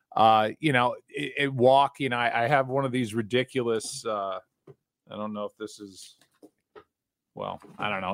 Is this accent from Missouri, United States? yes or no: yes; St. Louis, Missouri, United States; I'm from St. Louis